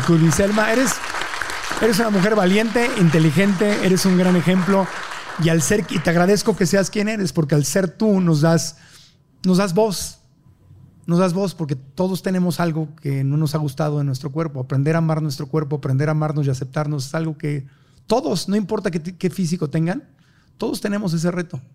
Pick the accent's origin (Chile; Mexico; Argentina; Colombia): Mexico; Como mexicanos